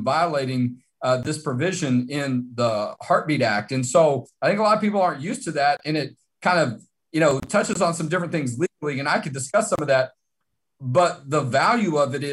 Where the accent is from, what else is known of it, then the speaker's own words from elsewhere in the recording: Houston, Texas, United States; moved away as an adult; I'm from Houston